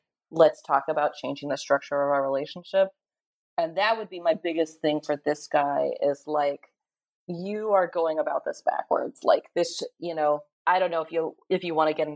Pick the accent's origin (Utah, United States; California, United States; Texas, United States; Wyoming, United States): California, United States; Bay Area; I was raised in the Bay Area by pretty progressive parents